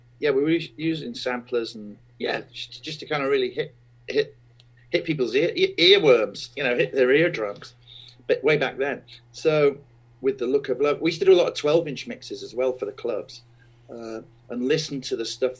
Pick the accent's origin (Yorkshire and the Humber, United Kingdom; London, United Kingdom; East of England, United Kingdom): Yorkshire and the Humber, United Kingdom; Sheffield; Sheffield, my hometown